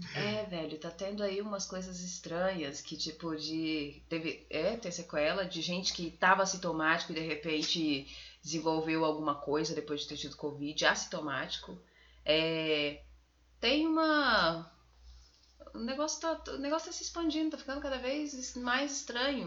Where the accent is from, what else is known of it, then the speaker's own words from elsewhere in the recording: Posse, Goiás, Brazil; nasci em Posse, que é em torno, né? Ali, em torno não, que é divisa com a Bahia